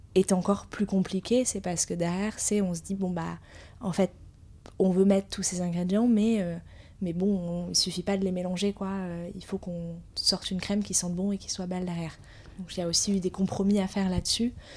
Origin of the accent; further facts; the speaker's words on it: Biarritz, Nouvelle-Aquitaine, France; now in Paris, France; on a grandi à Biarritz